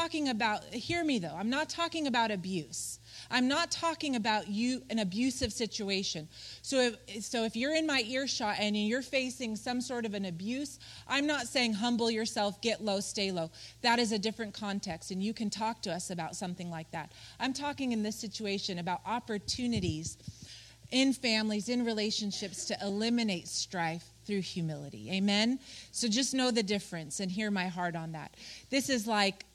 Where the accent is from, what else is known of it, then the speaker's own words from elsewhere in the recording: Colorado, United States; we grew up in Colorado